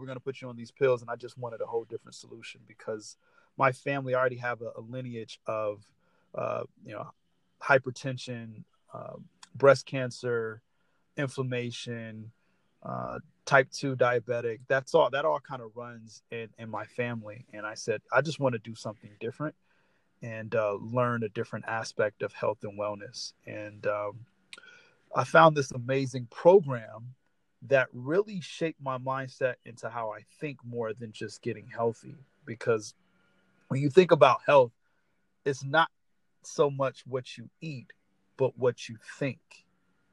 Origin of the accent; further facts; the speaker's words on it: Los Angeles, California, United States; I am from Los Angeles, California